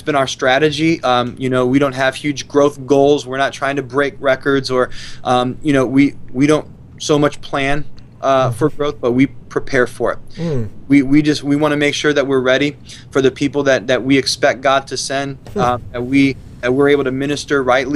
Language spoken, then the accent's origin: English; Ohio, United States; moved away as an adult; growing up in Ohio